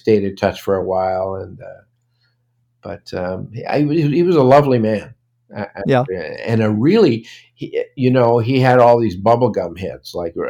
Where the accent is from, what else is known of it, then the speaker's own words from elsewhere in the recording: Toronto, Ontario, Canada; also born or lived in Brooklyn, New York; I was born in Brooklyn, but I basically grew up in Toronto.